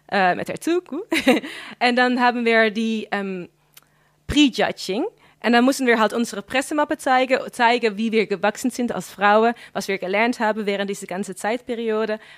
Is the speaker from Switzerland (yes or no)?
no; Flevoland, Netherlands; ich bin dann in Flevoland aufgewachsen und das ist wirklich sehr multikulti dort.